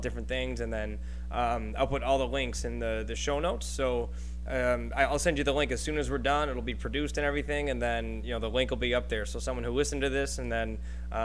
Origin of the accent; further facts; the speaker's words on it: Buffalo, New York, United States; moved away; I'm from Buffalo. I mean, you met me in Buffalo, but this is where I'm from.